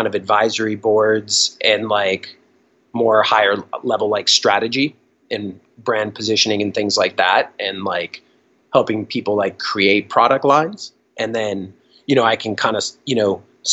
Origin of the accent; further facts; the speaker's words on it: Boston, Massachusetts, United States; I grew up in Boston and I was definitely like a little skate punk